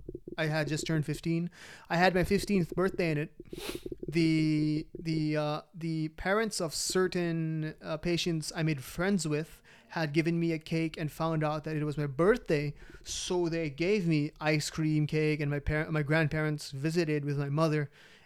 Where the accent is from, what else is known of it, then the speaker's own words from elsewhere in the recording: Philippines; also born or lived in Dubai; And I moved to a new country, my home country, Philippines, from Dubai.